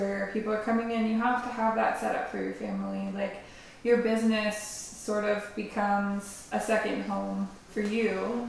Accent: Haldimand County, Ontario, Canada; also born or lived in Oxford County; I grew up actually in Haldimand County, about an hour away from here.

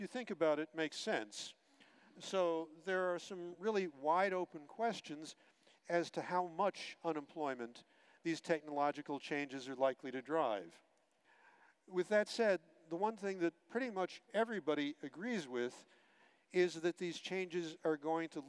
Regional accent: United States; I'm American too, by birth

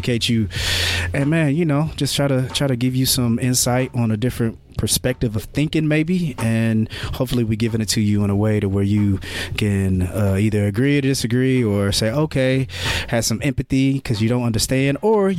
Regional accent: Marion, Indiana, United States; You know where I'm from. I'm coming from Marion.

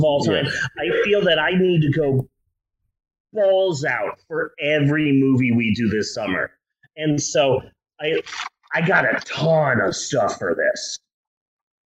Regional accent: United States; we're American

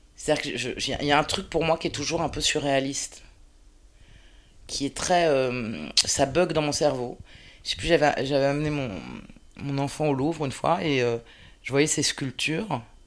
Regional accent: Paris, Île-de-France, France; je suis une parisienne, une vraie de vraie

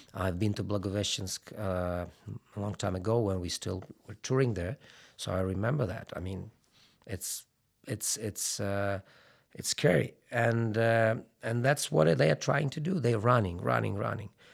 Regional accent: Lviv, Lviv Oblast, Ukraine; I was brought up and raised in Western Ukraine and Lviv

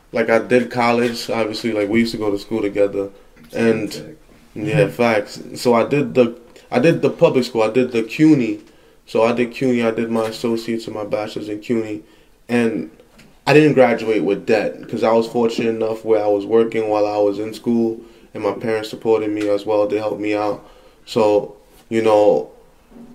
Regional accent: New Jersey, United States; I was from Jersey, I went to Long Island City, Queens

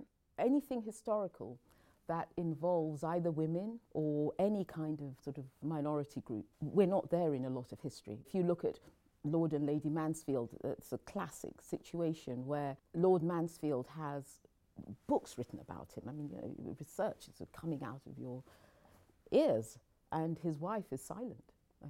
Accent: Nigeria; born there; also born or lived in England; I was born in Nigeria. I came to England when I was young. And then, rather like Belle, my mother fell ill. And so we returned to Nigeria.

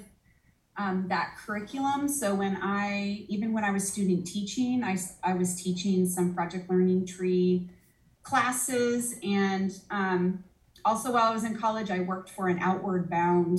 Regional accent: Post Falls, Idaho, United States; I grew up in North Idaho. I actually went to Post Falls High School

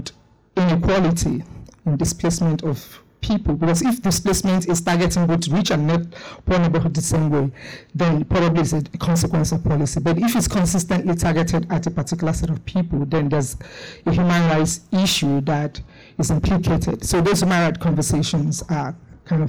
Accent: Lagos, Nigeria; I'm from Nigeria, particularly Lagos, the city of more.

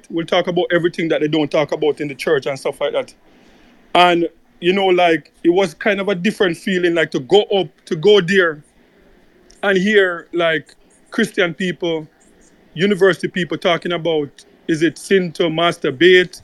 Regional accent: Jamaica; as a Jamaican

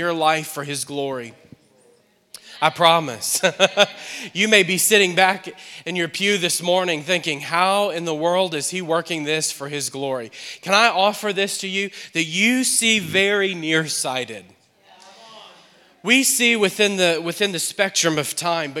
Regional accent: New Orleans, Louisiana, United States; moved away as an adult; now in Akron, United States; We're from New Orleans, and we've been here now for about 2 years

